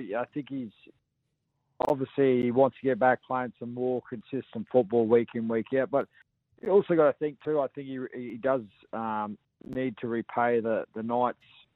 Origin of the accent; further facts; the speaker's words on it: Queensland, Australia; as a Queenslander